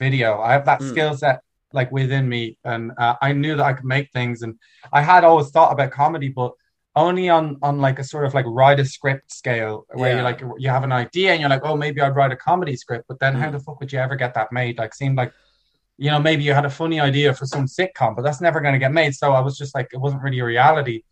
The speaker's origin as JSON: {"language": "English", "town": "Dublin", "region": "Leinster", "country": "Ireland", "tie": "born or raised there", "also_born_or_lived": "New York", "said": "I am from a German family, but I grew up in Ireland"}